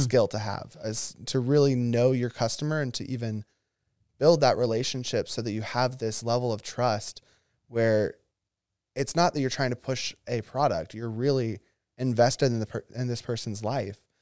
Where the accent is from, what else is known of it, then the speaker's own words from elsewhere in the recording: Oconee County, Georgia, United States; I was raised in Oconee County